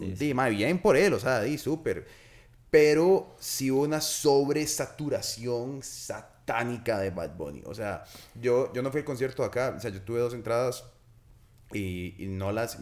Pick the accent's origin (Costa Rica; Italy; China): Costa Rica; San José; moved away as an adult; yo vivía fuera siete años. Y cuando yo me fui de Chepe, yo me fui, y nosotros íbamos, más, éramos unos carajillos de mierda